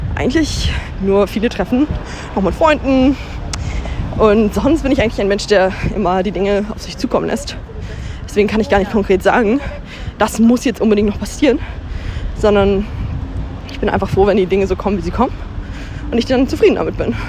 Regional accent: Hamburg, Germany; darf ich das als Hamburgerin ja auch mit Stolz sagen

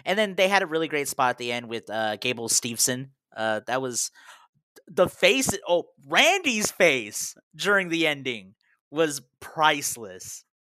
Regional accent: Texas, United States; As a Texan, that was golden.

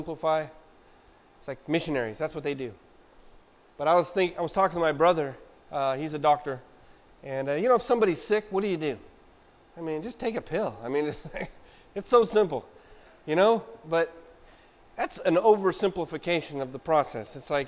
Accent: Wichita, Kansas, United States; I was born in Wichita, Kansas

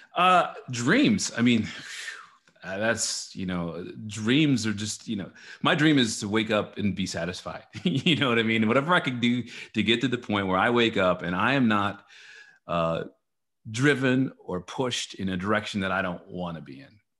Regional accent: Dallas, Texas, United States; also born or lived in New Orleans; now in Austin, United States; I was born and raised in Texas, in Dallas, Texas

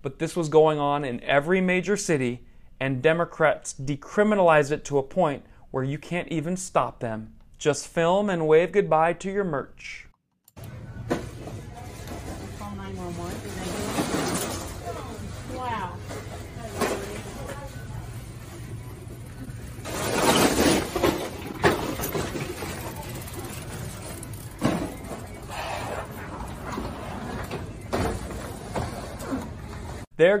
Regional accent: United States; I was born in America. I've always lived in America. This is my only country

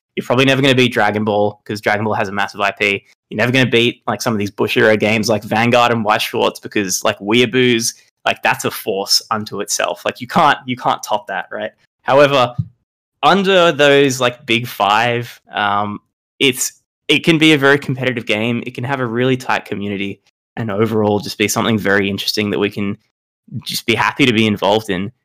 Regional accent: Australia; I'm from Australia, not New Zealand.

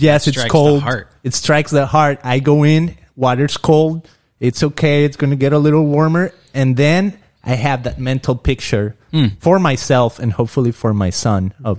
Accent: Guadalajara, Jalisco, Mexico; also born or lived in Puerto Vallarta, Mexico; now in Costa Mesa, United States; I come from Guadalajara, Mexico, from Puerto Vallarta, right?

